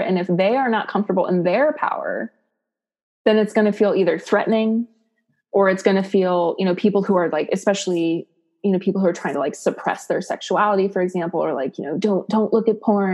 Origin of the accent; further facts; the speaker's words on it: Ohio, United States; I grew up in Ohio.